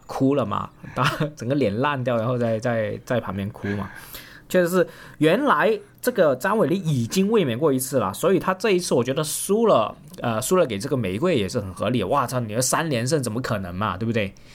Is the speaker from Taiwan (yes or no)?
no; Guangdong, China; 我广东人长得矮小